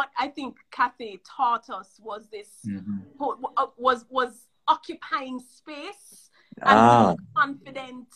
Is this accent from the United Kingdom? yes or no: no; Jamaica; I'm from Jamaica, but I'm here for a year